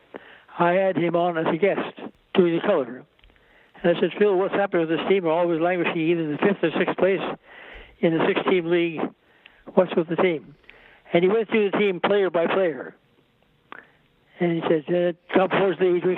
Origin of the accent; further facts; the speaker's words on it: Winnipeg, Manitoba, Canada; moved away; also born or lived in Toronto / New York; Growing up in Winnipeg, Canada, naturally, I was very much involved in hockey.